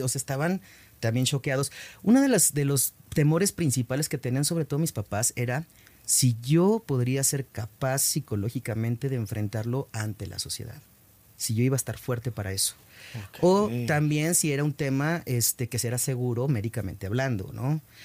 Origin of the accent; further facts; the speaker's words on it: Mexico; en mi país